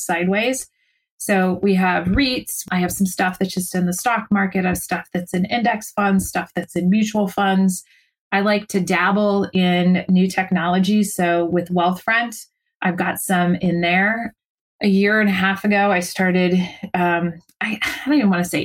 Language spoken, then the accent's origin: English; San Francisco Bay Area, California, United States; We're both, you know, born and raised in the San Francisco Bay Area. So we are totally liberal Californians